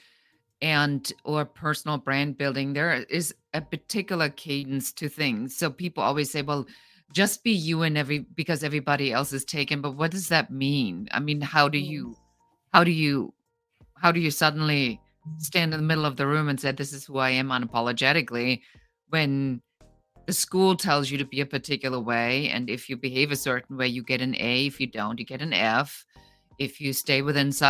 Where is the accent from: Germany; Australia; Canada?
Germany; now in Los Angeles, United States; I come original from Germany. I immigrated